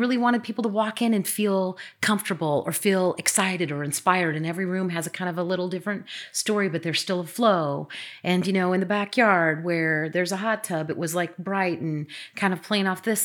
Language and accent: English; Midwest, United States; now in Bothell, United States; I am from the Midwest. I went to Iowa State